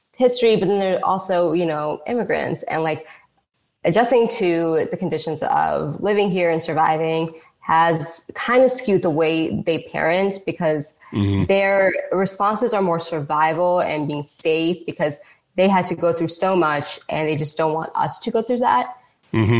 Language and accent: English; United States; also born or lived in Pakistan; I grew up in that tri-state oh, area